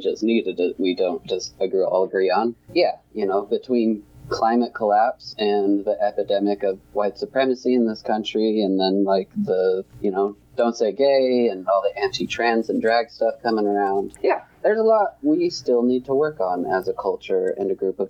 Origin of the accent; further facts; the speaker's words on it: St. George, Utah, United States; I grew up in the St. George area